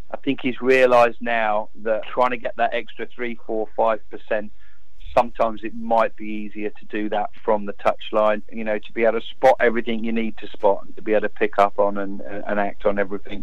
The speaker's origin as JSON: {"language": "English", "town": "St Neots", "region": "East of England", "country": "United Kingdom", "tie": "born or raised there", "said": "My hometown, St Neots"}